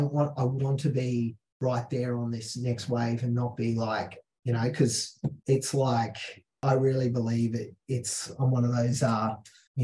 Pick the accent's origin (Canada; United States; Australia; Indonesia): Australia; Mount Isa, Queensland; I'm the kid from Mount Isa in Australia.